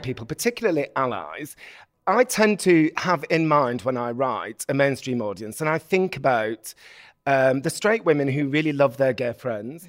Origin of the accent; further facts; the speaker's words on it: Bolton, North West England, United Kingdom; I'm from Bolton in the north of England